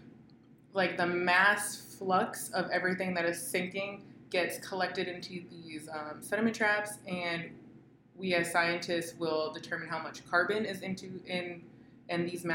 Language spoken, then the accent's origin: English; Boston, Massachusetts, United States; now in California, United States; I'm from the East Coast, more specifically the Boston area